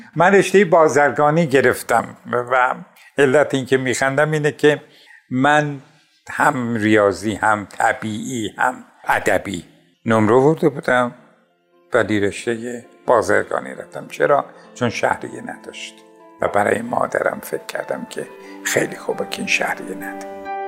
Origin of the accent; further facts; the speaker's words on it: Tabriz, East Azerbaijan, Iran; فروردین 32 در تبریز به دنیا اومدم در یکی از محلات قدیمی تبریز به دنیا اومدم